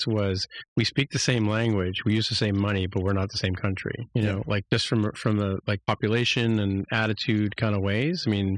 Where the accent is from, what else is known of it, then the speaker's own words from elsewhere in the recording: United Kingdom; born there; Like, I'm British by birth, right? So that's why I would say I'm British.